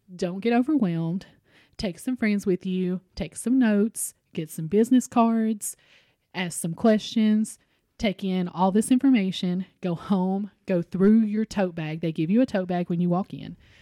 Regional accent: Richmond, Kentucky, United States; my hometown of Richmond

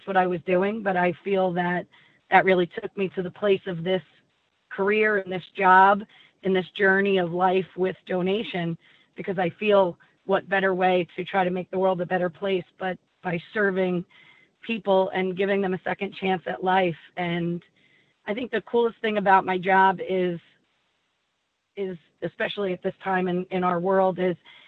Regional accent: New Jersey, United States; born and raised in New Jersey

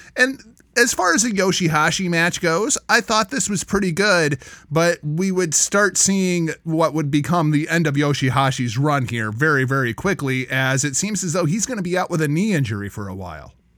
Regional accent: Cedar Rapids, Iowa, United States; my hometown of Cedar Rapids, Iowa

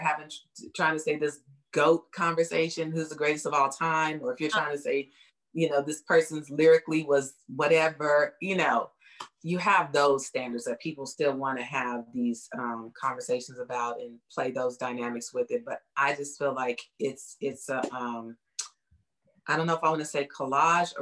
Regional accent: Bay Area, California, United States; moved away as an adult; now in Houston, United States; And then we moved to the Bay Area and I was raised there

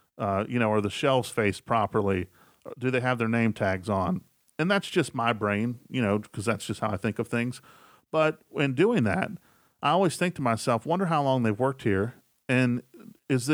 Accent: West Virginia, United States; I'm from West Virginia, and I'm a huge West Virginia Mountaineers fan

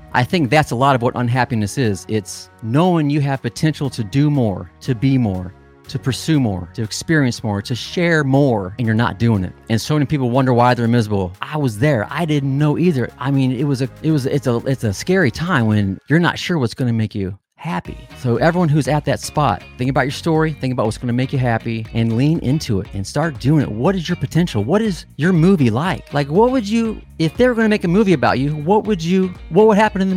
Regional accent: Midwest, United States; growing up in the Midwest

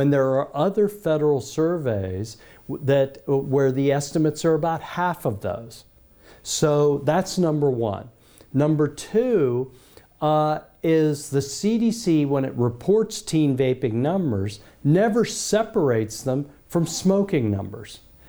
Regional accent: United States; as an American

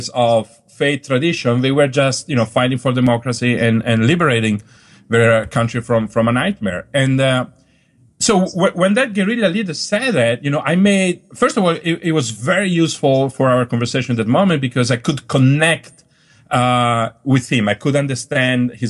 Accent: northern Italy, Italy; moved away as an adult; also born or lived in Dolomites / Palermo / Germany / Switzerland; now in New York, United States; I grew up in Northern Italy

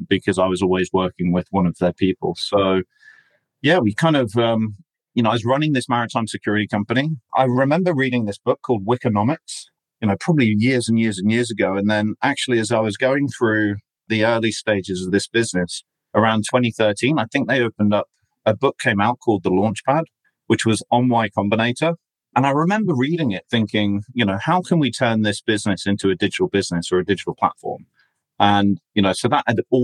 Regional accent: England, United Kingdom; I'm basically English, although I've got an Australian passport

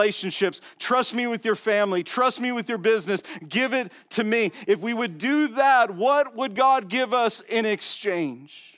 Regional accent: Las Vegas, Nevada, United States; I'm from Vegas

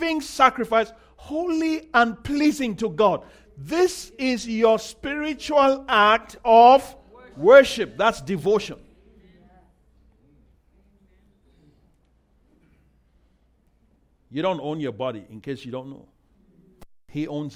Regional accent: Nigeria; I'm Nigerian

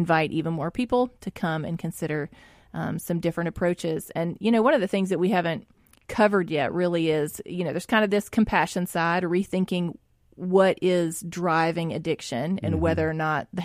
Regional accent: Jackson, Mississippi, United States; growing up in West Jackson

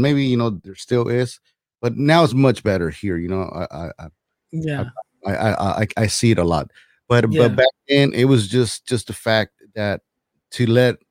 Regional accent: Los Angeles, California, United States; I lived, you know, in LA, moved from LA, to the South LA, South Central, in the '80s

